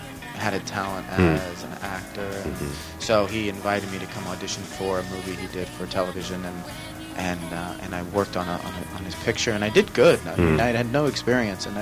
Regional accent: Los Angeles, California, United States; also born or lived in New York; I'm born and raised here

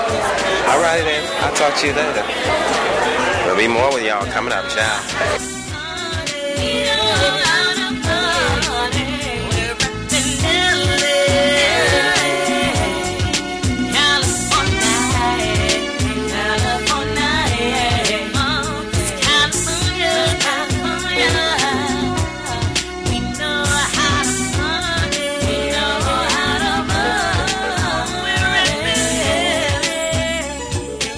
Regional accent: New York, United States; moved away; my hometown, New York

